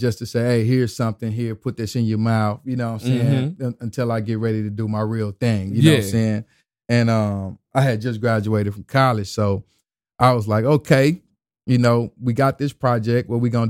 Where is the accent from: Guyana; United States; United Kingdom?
United States; the South; I was from the South.